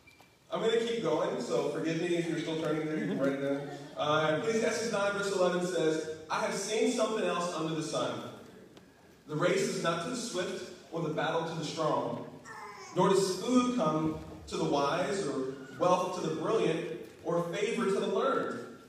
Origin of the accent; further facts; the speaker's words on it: Kentucky, United States; moved away; You know, for me, I'm a country boy. You probably can't tell. As soon as I moved away from Kentucky, I got rid of my accent. But I was born and raised in Kentucky.